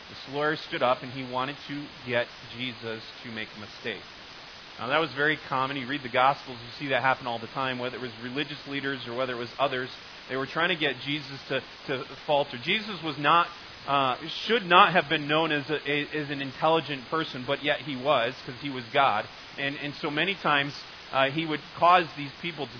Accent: United States; The U.S.

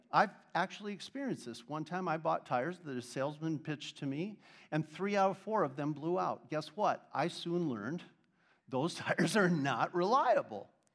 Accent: Arizona, United States; I'm from Arizona.

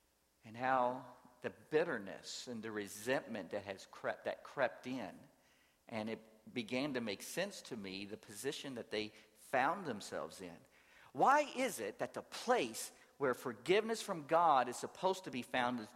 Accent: Louisville, Kentucky, United States; moved away as an adult; also born or lived in New Orleans, Louisiana / rural Georgia; now in Atlanta, United States; I grew up in Louisville, Kentucky

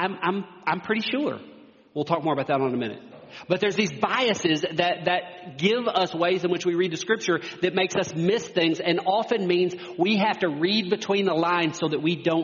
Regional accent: United States; as American Christians

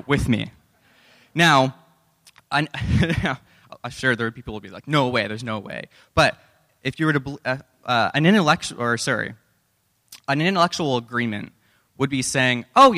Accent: Canada; We're Canadian

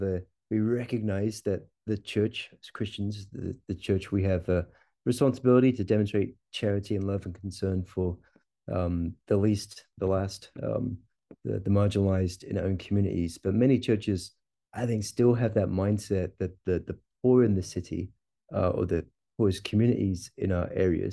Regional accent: Stonehaven, Scotland, United Kingdom; moved away as an adult; now in Kentucky, United States; I'm originally from Scotland, a little town called Stonehaven up in the northeast of Scotland, fishing village up there. And I am planted a church in a small town in Kentucky, just outside Louisville

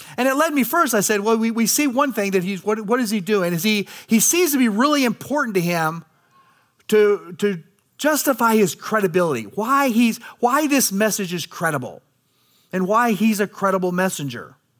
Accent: United States; as American people

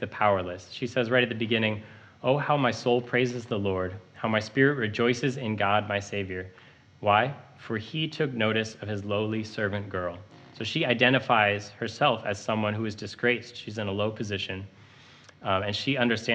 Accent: Montana, United States; moved away as an adult; now in Chicago, United States; I moved here to Uptown from Montana, where I grew up

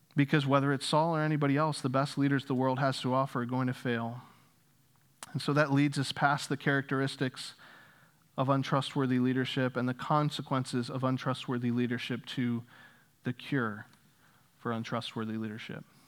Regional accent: Northeast, United States; moved away as an adult; also born or lived in Louisville, Kentucky; I grew up in the Northeast

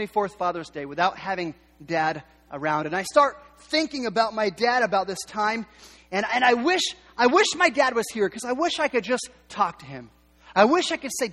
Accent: Yakima, Washington, United States; also born or lived in Seattle; our family, we was born in Seattle, the reason we moved to Yakima is my dad was given the opportunity to run a cafeteria

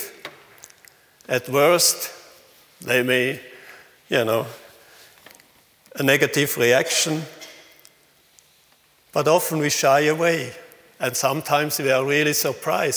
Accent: Switzerland; accent: Swinglish; English is a second language; also born or lived in Thailand

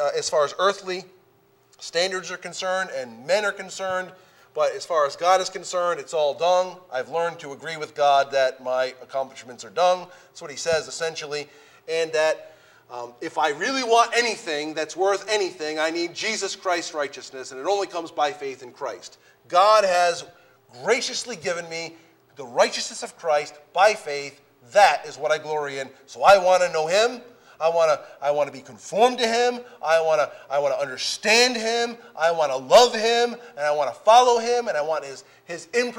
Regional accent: United States

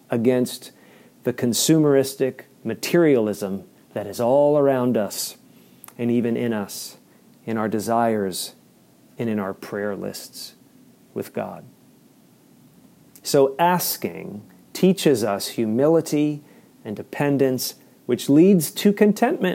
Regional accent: Maryland, United States; as an American citizen and as a resident of the state of Maryland

